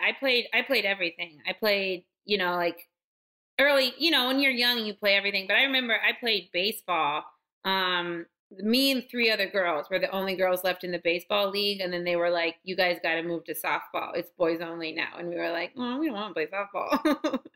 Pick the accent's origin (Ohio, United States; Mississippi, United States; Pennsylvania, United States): Pennsylvania, United States; Hershey; accent: midwestern; I'm from actually from Hershey, Pennsylvania.